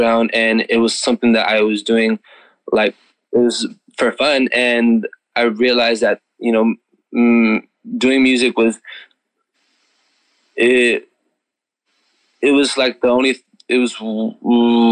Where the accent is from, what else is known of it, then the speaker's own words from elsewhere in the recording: Imperial Valley, California, United States; moved away as an adult; now in San Diego, United States; I'm originally from Imperial Valley, California. I've been living here for 2.5 years now.